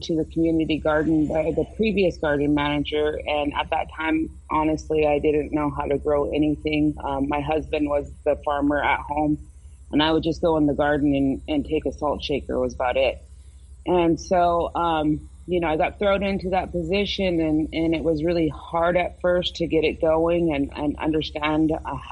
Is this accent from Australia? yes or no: no; Hoopa, California, United States; I'm from the Hoopa Valley Tribe in Hoopa, California